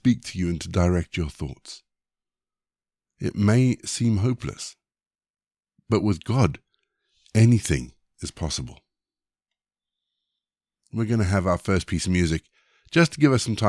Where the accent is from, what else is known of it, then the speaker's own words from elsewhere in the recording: South Africa; moved away; also born or lived in Zimbabwe; I was born in Zimbabwe. But I spent my teenage years in South Africa